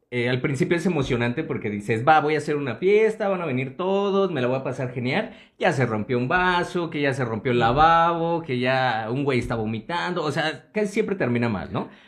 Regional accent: Mexico; varios valedores, pero los que nos encontramos en Ciudad Azteca, de ahí nos fuimos. Y como siempre, como todo mexicano, pues a ver qué te robas, ¿no?

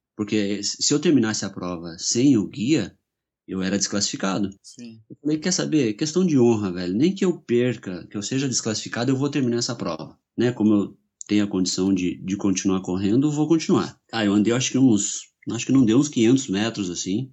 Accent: São Paulo, Brazil; now in Curitiba, Brazil; eu sou de São Paulo, mas eu estou em Curitiba há 20 anos, mais ou menos, então eu já sou curitibano

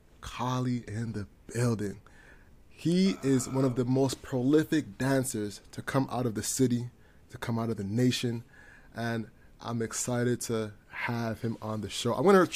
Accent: Toronto, Ontario, Canada; We're both from Scarborough.

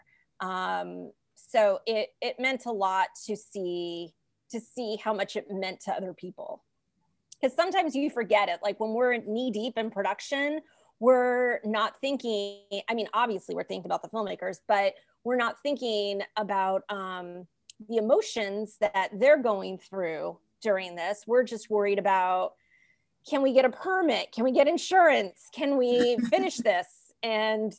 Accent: Los Angeles, California, United States; I'm from the Valley. I was born and raised in Los Angeles, San Fernando Valley

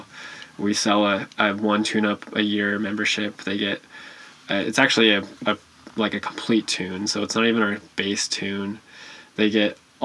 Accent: Utah, United States; moved away as an adult; also born or lived in Arizona; Moved back to my home state, Utah.

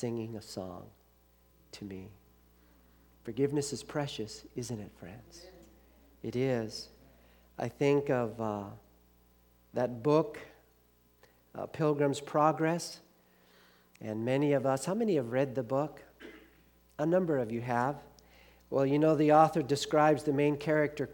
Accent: Los Angeles, California, United States; I grew up in Los Angeles where we had awful gangs, the Bloods and the Crips.

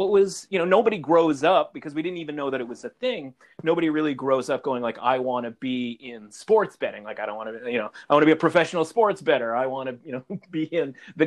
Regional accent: Vancouver, British Columbia, Canada; I'm from Vancouver originally

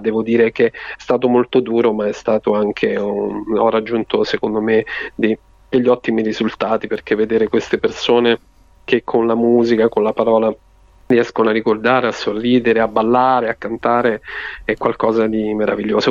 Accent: Marche, Italy; quando i miei mi raccontavano queste favole davanti al camino nel mio paese di, di, di montagna, de, delle Marche, insomma in provincia di Ascoli

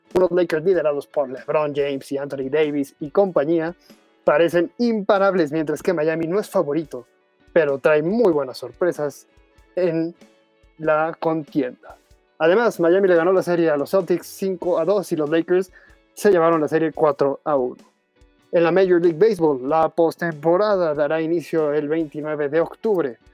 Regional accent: Mexico; como mexicanos

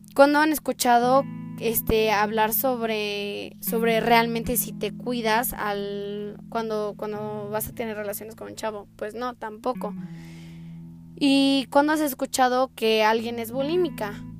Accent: Aguascalientes, Mexico; yo soy de Aguascalientes

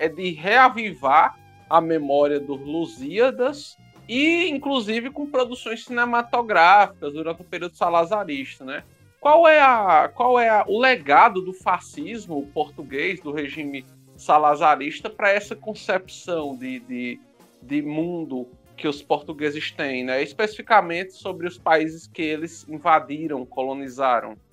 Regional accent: Brazil; nós somos brasileiros

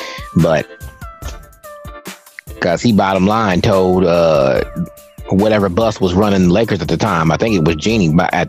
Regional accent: Chicago, Illinois, United States; I'm from Chicago

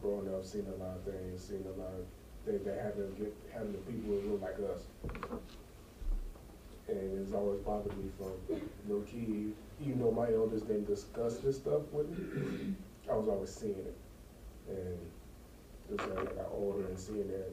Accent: Dallas, Texas, United States; born and raised in Dallas, the Oak Cliff area.

